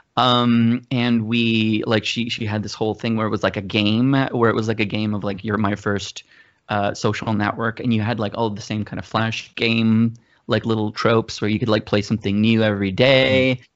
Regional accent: Mexico; moved away as an adult; also born or lived in Georgia, United States; now in United States; I grew up in Mexico

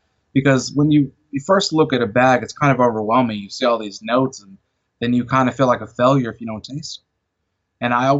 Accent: Chicago, Illinois, United States; now in Arkansas, United States; I'm originally from Chicago

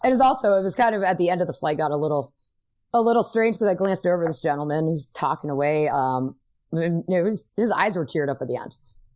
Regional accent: East Coast, United States; Again, I'm from the East Coast.

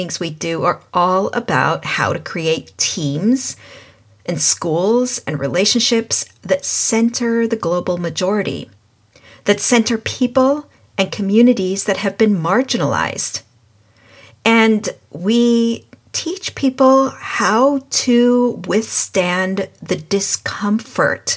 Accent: England, United Kingdom; I was born and raised in England

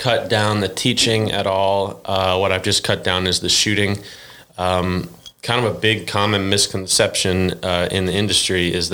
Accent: Cleveland, Ohio, United States; moved away as an adult; now in Arkansas, United States; growing up in Cleveland

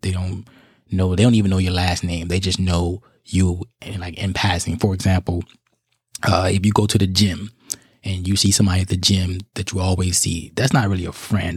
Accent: Chicago, Illinois, United States; now in South Carolina, United States; I'm in South Carolina, but my hometown is Chicago, Illinois

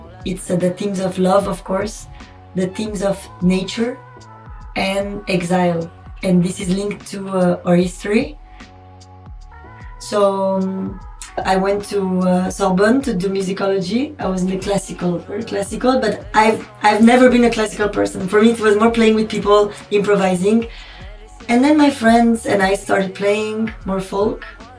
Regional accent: Paris, Île-de-France, France; moved away as an adult; also born or lived in Armenia; I'm born and raised in Paris, France, lived 9 years in Armenia. I'm Armenian and French. My parents are ethnically Armenian, but my mom is born in Iran. My dad is born in Lebanon.

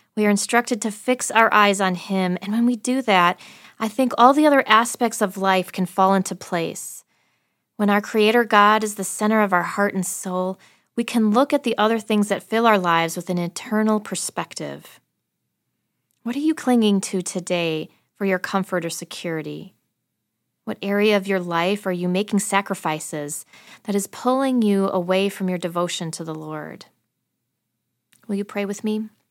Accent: Wisconsin, United States; I'm from Wisconsin

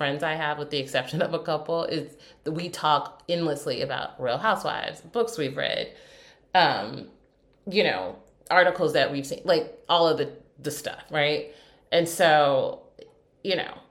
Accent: United States; as an American

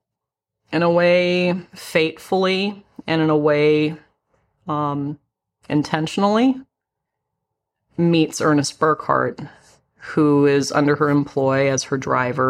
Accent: Blackfeet Reservation, Montana, United States; being Blackfeet and Nez Perce and growing up on the Blackfeet Reservation.

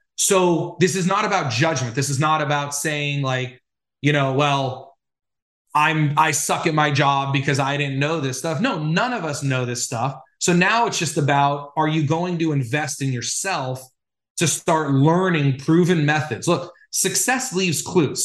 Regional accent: Los Angeles, California, United States; when I was growing up in Los Angeles

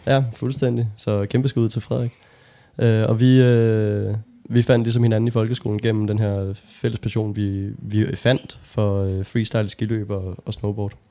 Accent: Holbæk, Zealand, Denmark; jeg er, øh, født og opvokset i Holbæk

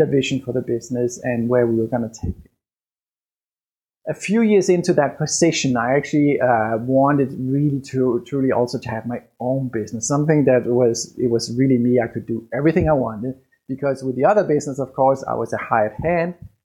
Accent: Denmark; English is a second language; moved away as an adult; I was born and raised in Denmark

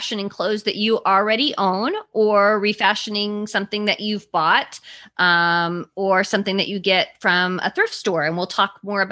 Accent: California, United States; I grew up in California

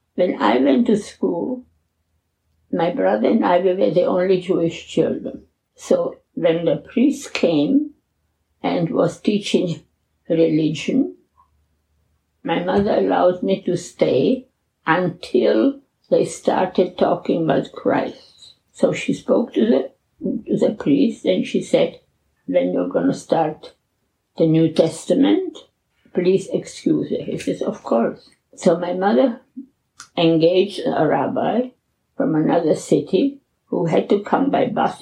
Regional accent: Czechia; moved away; I was born in the Czech Republic in a little village called in Czech Liszczany and in German Liechtenstein

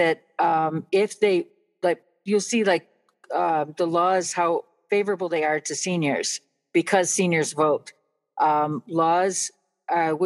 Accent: Buffalo, New York, United States; I grew up in Buffalo

